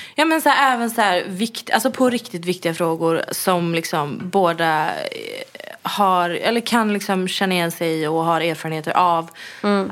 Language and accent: Swedish; Gothenburg, Västra Götaland, Sweden; moved away; min familj som bor hemma i Göteborg